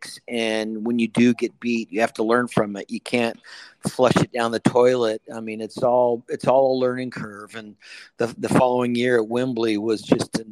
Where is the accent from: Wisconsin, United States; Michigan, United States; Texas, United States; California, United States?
California, United States; my home state of California